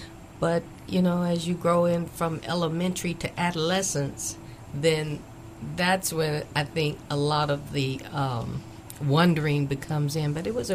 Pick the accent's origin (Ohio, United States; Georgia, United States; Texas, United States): Ohio, United States; Akron; moved away as an adult; Akron, Ohio was a great place to come up in. It was family-oriented. My father, my grandfather was a minister. James's father was a deacon of the church. Things were centered around church and the Word of God.